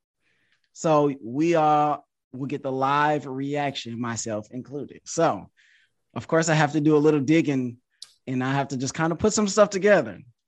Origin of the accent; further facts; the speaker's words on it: Detroit, Michigan, United States; I'm from Detroit, Michigan.